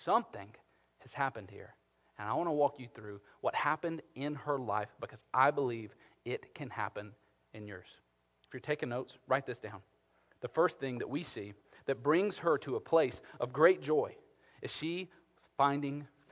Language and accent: English; Carrollton, United States; I'm from Carrollton